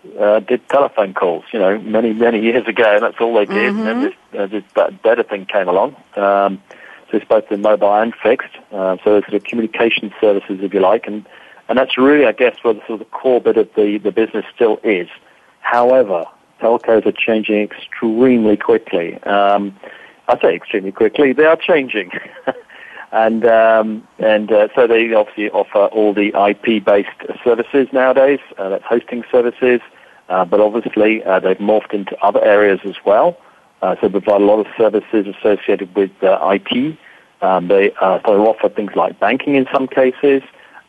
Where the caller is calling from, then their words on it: Hampshire, South East England, United Kingdom; I'm over in the UK, calling just the southwest of London in a county called Hampshire, not New Hampshire, for those guys listening into us in North America. But Old Hampshire, if you like.